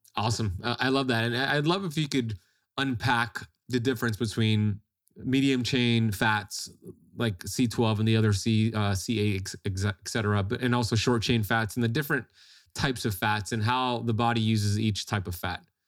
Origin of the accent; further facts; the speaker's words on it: Florida, United States; in Florida, like myself